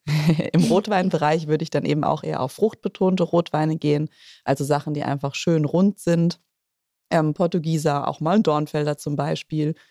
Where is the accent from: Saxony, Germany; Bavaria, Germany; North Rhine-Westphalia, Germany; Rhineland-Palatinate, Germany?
Rhineland-Palatinate, Germany; bei uns in der Pfalz